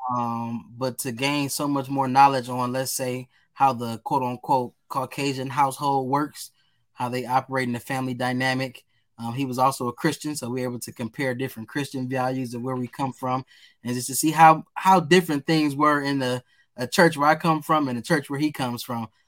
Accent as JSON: {"language": "English", "town": "Detroit", "region": "Michigan", "country": "United States", "tie": "born or raised there", "said": "growing up as a kid, I was a goofy, silly guy. Um, really into sports. Um, as you know, on the East Side"}